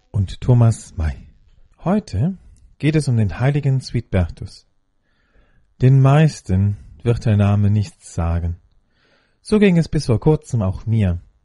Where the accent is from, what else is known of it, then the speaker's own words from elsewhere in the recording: Rhineland, Germany; meiner Heimat, dem Rheinland